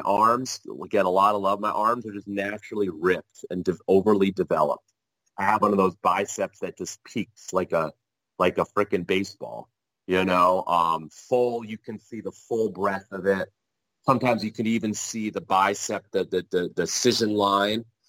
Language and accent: English; New Jersey, United States; I am from Jersey